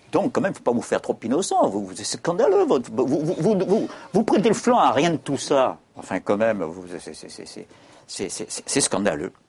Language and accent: French; Corsica, France; Je suis corse